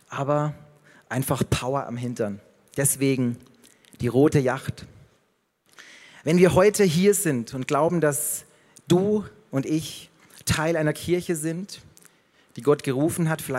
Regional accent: Passau, Bavaria, Germany; wie in meiner Heimat Passau

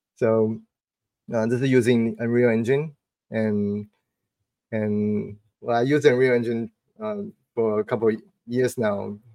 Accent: Taipei, Taiwan; now in Bay Area, United States; to Taipei for a few days. That's my hometown

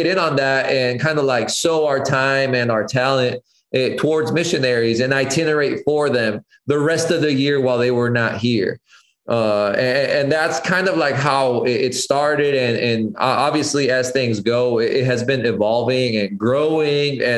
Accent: Colombia; growing up in Colombia, my dad, I mean, in general, the Colombian culture is very like coffee centered

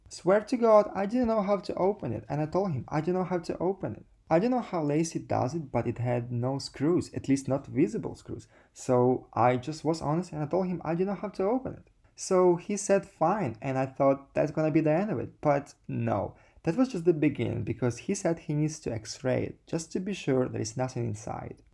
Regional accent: Sardinia, Italy; moved away; also born or lived in Ukraine; I was born in Ukraine, and then my family moved to Sardinia

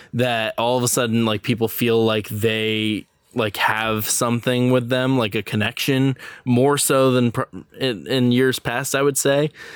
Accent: New York, United States; I'm from New York

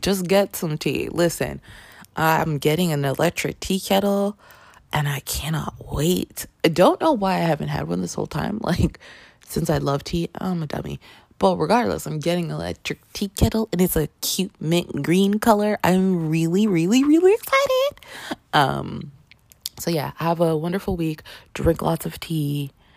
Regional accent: Canada; now in United States; I grew up in Canada

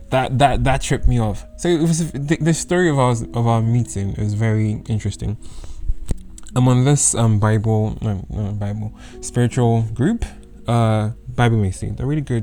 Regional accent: United Kingdom; accent: predominantly British; My accent is kind of predominantly British

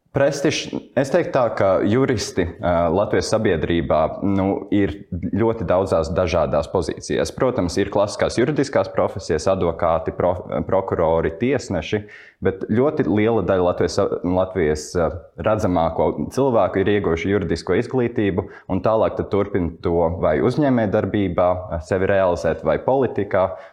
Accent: Cēsis, Vidzeme, Latvia; moved away as an adult; now in Riga, Latvia; es dzīvoju un uzaugu Cēsīs, un tāpēc man pēc tam pārvākties uz Rīgu

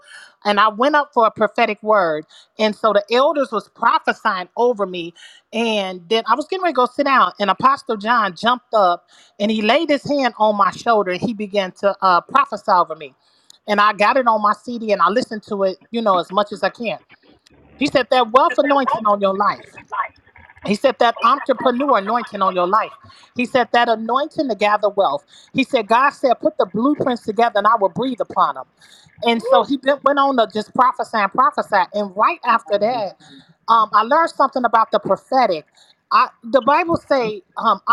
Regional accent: Michigan, United States; also born or lived in Chicago; now in Illinois, United States; I grew up in Michigan where my family were drug dealers

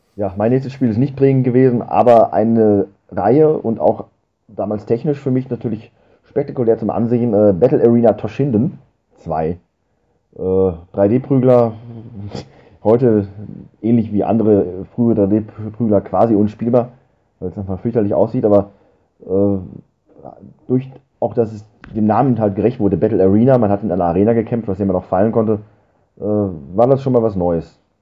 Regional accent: Germany

